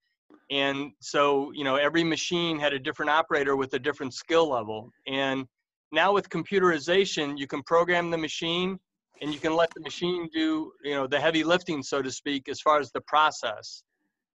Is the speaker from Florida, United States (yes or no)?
yes; Florida, United States; also born or lived in Chicago, Illinois; I grew up in initially in Chicago and moved to Florida, where I spent most of my youth